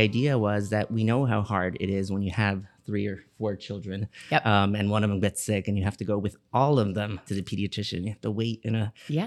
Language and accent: English; Miami, Florida, United States; I was born and raised here in Miami, Florida